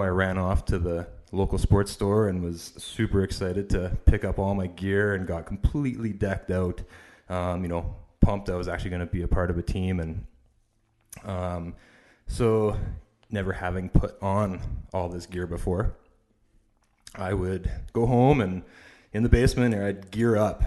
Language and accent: English; Canada; I grew up in Canada. I have, uh, you know, been born and raised here.